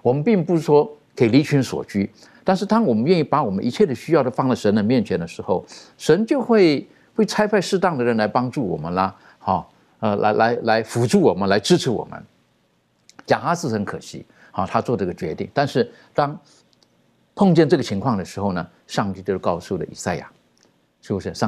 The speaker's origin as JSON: {"language": "Chinese", "country": "China", "said": "当然，比如说我们呃，我们中国人，我们取名字，大概父母都有一些特殊的含义在这个里面"}